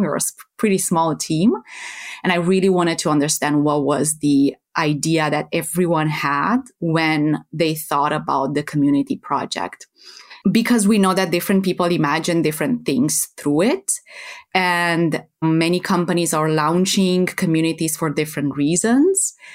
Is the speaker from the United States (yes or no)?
no; Romania; moved away as an adult; now in Netherlands; I am originally from Romania, from Eastern Europe